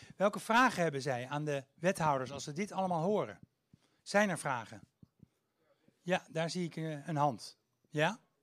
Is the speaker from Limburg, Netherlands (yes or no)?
no; Haarlem, North Holland, Netherlands; ik kom uit Haarlem